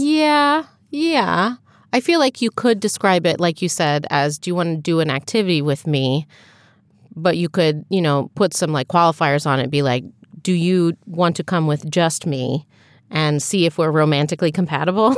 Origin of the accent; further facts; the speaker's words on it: United States; an American who has grown up in, in our culture